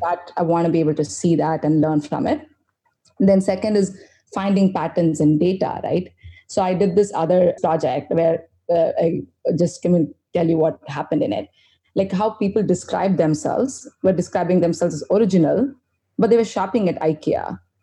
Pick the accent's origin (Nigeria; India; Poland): India; I'm this Indian chick